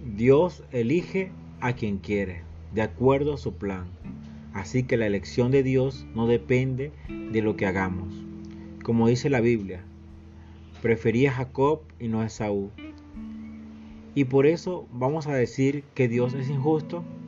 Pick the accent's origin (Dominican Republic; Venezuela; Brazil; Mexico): Venezuela; Somos venezolanos, somos latinoamericanos